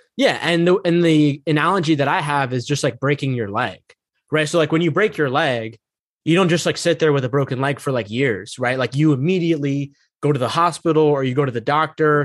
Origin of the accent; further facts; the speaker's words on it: United States; I'm not really in touch with, like, my Egyptian roots, like, I grew up here in America.